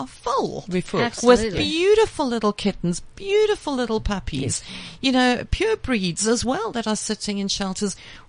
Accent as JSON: {"language": "English", "area": "West Rand", "region": "Gauteng", "country": "South Africa", "said": "I'm from the West Rand"}